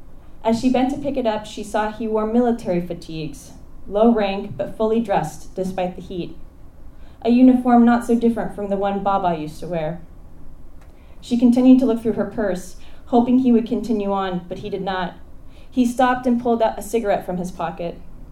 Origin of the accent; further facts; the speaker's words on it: Belmont, California, United States; I grew up coming here. I grew up in Belmont